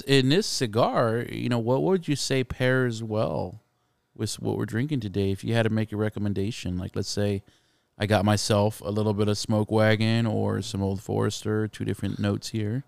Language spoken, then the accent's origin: English; San Antonio, Texas, United States; growing up in San Antonio, kind of used to the traditions